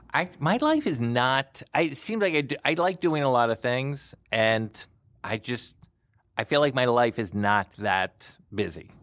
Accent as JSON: {"language": "English", "town": "Plantation", "region": "Florida", "country": "United States", "also_born_or_lived": "New York City", "moved": "as an adult", "said": "I was from Plantation, Florida. Uh, bit of a hick."}